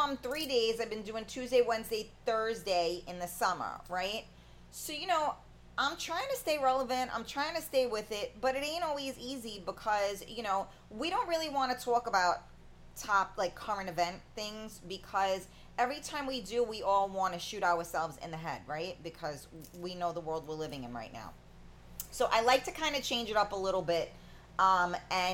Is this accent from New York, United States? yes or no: yes; New York, United States; I'm a New Yorker, obviously.